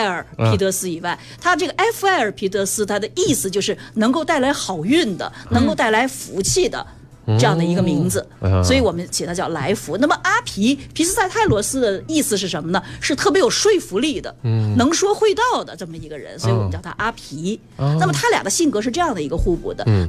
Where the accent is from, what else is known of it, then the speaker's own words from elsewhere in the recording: China; 那么我们作为中国人，我们的理解是什么呢？